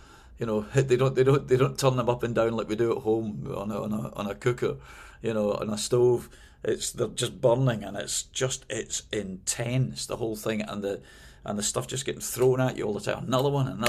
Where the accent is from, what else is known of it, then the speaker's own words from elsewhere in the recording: Glasgow, Scotland, United Kingdom; moved away as an adult; also born or lived in London; now in United States; I moved from Glasgow, my hometown, to London.